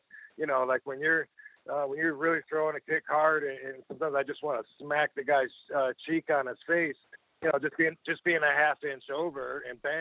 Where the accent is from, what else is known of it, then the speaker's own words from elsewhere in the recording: Georgia, United States; I was coming from Georgia, you know, where you smile, show your dimples